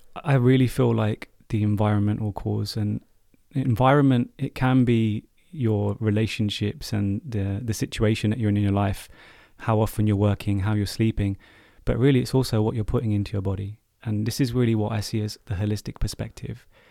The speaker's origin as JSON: {"language": "English", "country": "United Kingdom", "said": "as a British Asian, uh, male"}